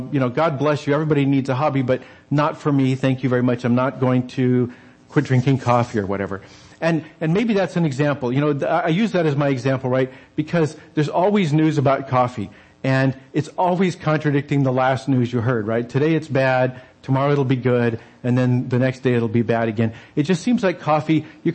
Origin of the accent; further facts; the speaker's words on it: New Mexico, United States; I grew up in the desert Southwest. I grew up in New Mexico